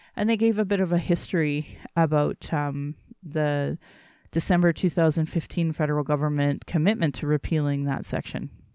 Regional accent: Calgary, Alberta, Canada; I was born in Calgary

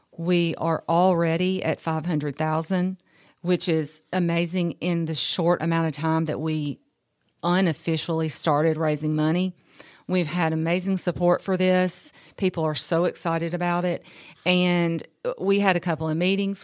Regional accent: Columbia, Tennessee, United States; I'm from Columbia. I was raised here.

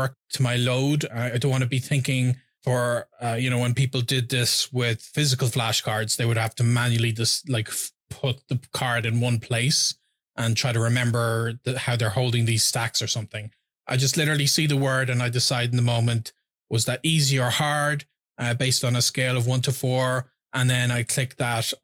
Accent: Ireland; first language English

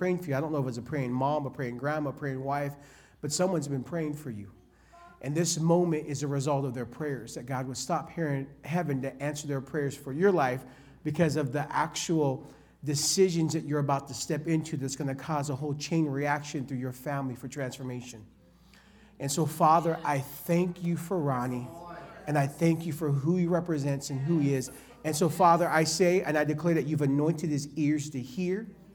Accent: California, United States; I'm from California

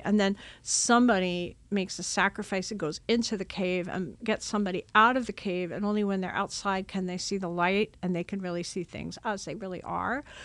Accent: Long Island, New York, United States; I grew up on Long Island, New York

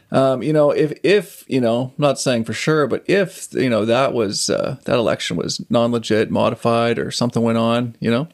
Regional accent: Saskatchewan, Canada; also born or lived in Calgary; now in Vancouver, Canada; I grew up on a farm in Saskatchewan

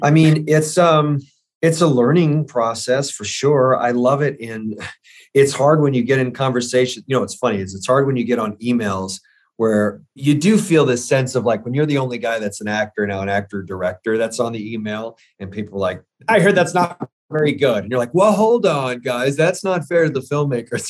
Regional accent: St. Petersburg, Florida, United States; I grew up in Saint Petersburg, Florida

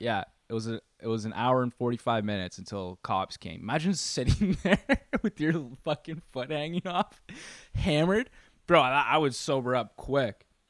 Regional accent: Canada; I am Canadian

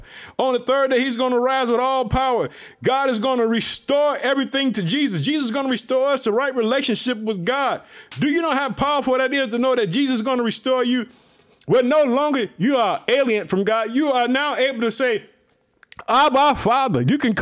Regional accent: Illinois, United States; I want to thank the state of Illinois, which is my home state. I live in the city of Chicago.

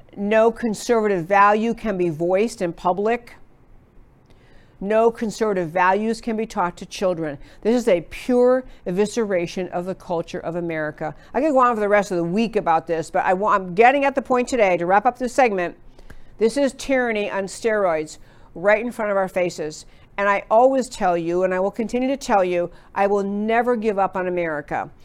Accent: Texas, United States; I'm from Texas

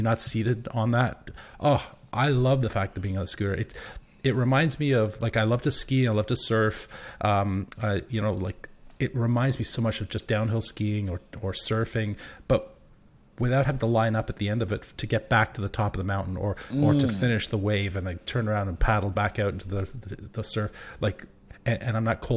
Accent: England, United Kingdom; now in Victoria, Canada; I'm from the UK originally. I'm from England

